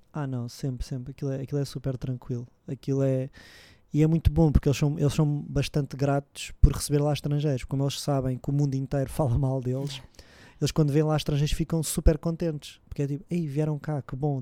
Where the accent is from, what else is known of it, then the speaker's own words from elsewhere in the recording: Lisbon, Portugal; sou aqui de Lisboa